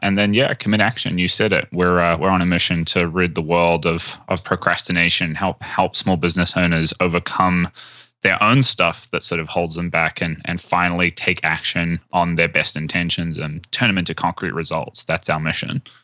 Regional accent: New Zealand; I'm from New Zealand.

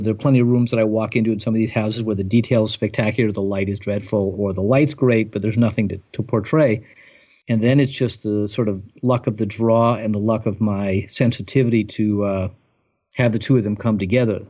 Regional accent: Southern California, United States; now in Providence, United States; growing up in Southern California

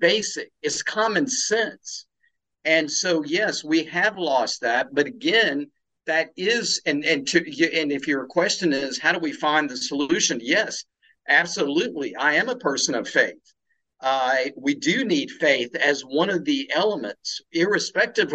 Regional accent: South Carolina, United States; also born or lived in India; now in Tampa, Florida, United States; living in the South, which I love and grew up with in the small hometown in South Carolina

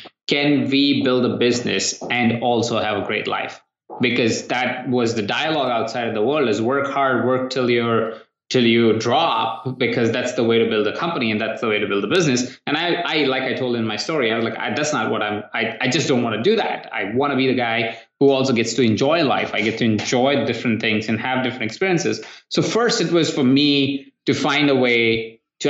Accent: India; moved away; I come from India where we don't have credit cards and not a great credit system

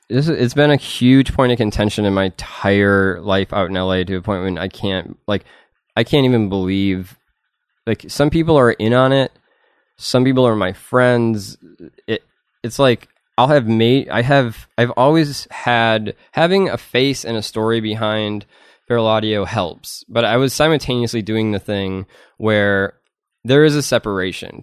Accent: Madison, Wisconsin, United States; moved away; I'm from Madison, Wisconsin. Um, and then, my parents lived in this little redneck town

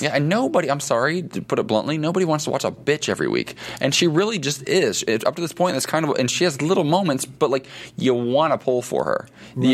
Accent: Ohio, United States; moved away as an adult; now in Los Angeles, United States; somebody from the Midwest mm-hmm. where I grew up.

